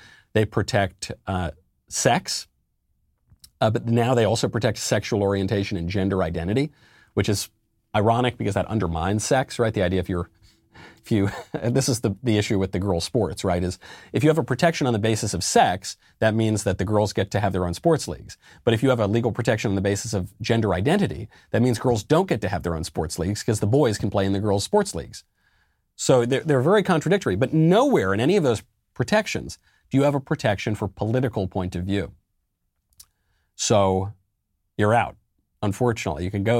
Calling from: Illinois, United States; I'm from Illinois.

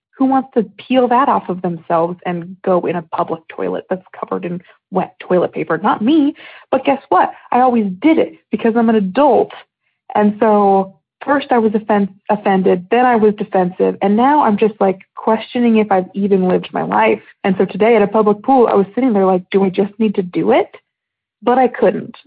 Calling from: Houston, Texas, United States; I'm calling from Houston, Texas.

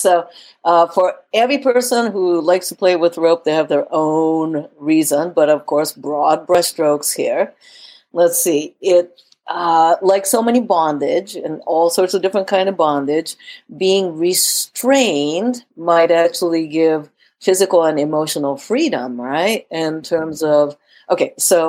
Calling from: California, United States; You know, I am talking from California, so dopey ropey means something a little different over here.

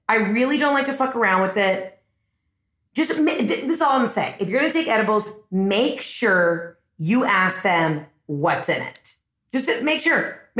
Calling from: Maine, United States; Hey, Heather, it's …. I'm calling from Maine.

